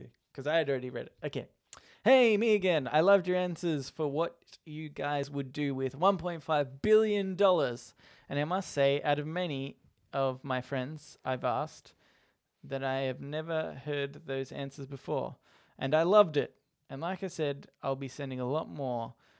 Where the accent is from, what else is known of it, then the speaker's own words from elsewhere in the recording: Colorado, United States; I really loved you two guessing American slang, so here's some slang specific to my home state of Colorado.